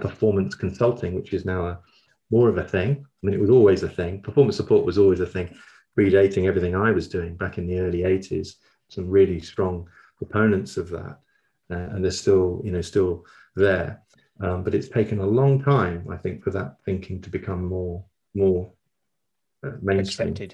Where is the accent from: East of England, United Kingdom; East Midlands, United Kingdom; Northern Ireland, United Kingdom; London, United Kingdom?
London, United Kingdom; moved away as an adult; also born or lived in Copenhagen, Denmark / Manchester / York; now in Brighton, United Kingdom; I was born in Copenhagen, uh, in in Denmark, uh, but quickly, as you can tell from my accent, moved to London um, and grew up in South London.